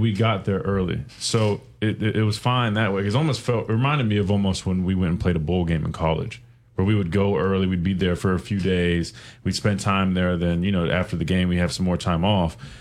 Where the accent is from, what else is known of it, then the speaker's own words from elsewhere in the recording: South Carolina, United States; I'm from South Carolina.